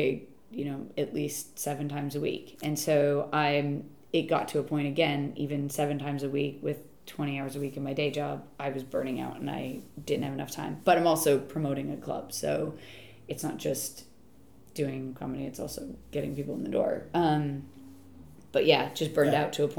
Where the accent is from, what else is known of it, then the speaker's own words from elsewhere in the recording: United States; I'm American, but don't worry, I'm from a bit of the States close enough to Canada